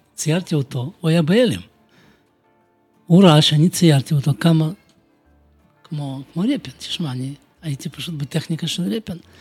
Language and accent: Hebrew; Bălți, Moldova; Hebrew is a second language; moved away as an adult; also born or lived in Kyiv, Ukraine; now in Jerusalem, Israel; נולדתי אני במולדובה, בעיר בלצי, זה 200 קילומטר מקישינוף.